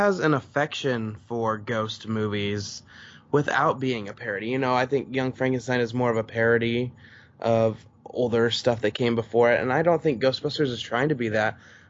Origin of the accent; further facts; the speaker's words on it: Brooklyn, New York, United States; cause I'm from Brooklyn and that's happening in Queens